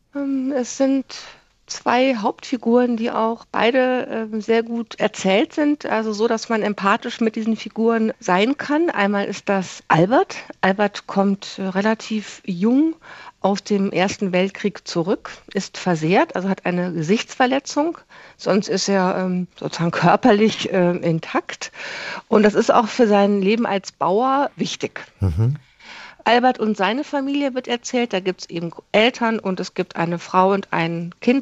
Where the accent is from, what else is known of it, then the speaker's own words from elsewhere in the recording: Koblenz, Rhineland-Palatinate, Germany; ich bin in Koblenz aufgewachsen